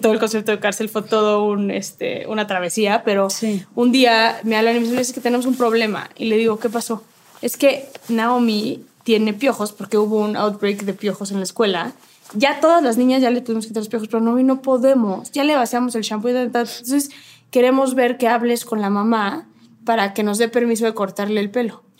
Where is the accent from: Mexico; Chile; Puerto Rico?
Mexico; como mexicanos